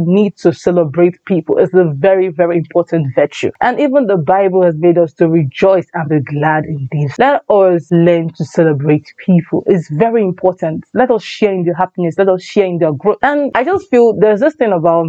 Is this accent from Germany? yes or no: no; Anambra, Nigeria; I come from Anambra State. Yes, my dad and my mom is from Anambra State